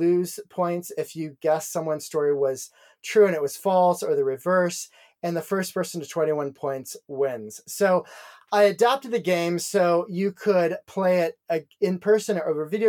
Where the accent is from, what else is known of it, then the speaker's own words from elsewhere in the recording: Dayton, Ohio, United States; in my hometown of Dayton